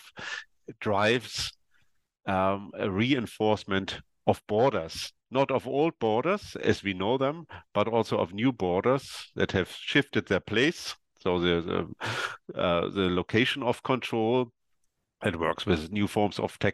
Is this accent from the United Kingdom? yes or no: no; East Germany, Germany; now in Berlin, Germany; I come from East Germany, and in November 1989, when the Iron Curtain and the Berlin Wall came down, I was did my military service in the East German National or People's Army